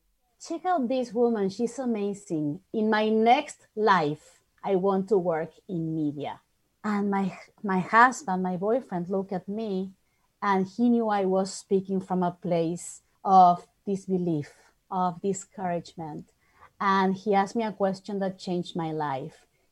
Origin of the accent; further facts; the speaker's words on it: Argentina; moved away as an adult; I'm from Argentina originally.